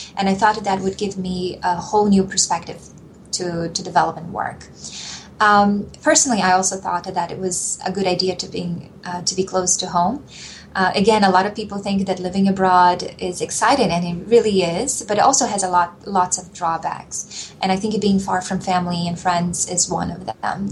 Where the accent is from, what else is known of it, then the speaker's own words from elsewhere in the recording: Brazil; moved away; also born or lived in Mozambique / Nicaragua; when I was growing up in Brazil at the time